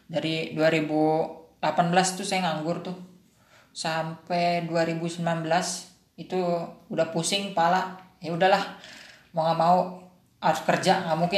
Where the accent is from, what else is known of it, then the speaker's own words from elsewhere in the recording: Lampung, Indonesia; now in Jakarta, Indonesia; aslinya sih Lampung cuman ada kepentingan di Jakarta kepentingan ya karir lah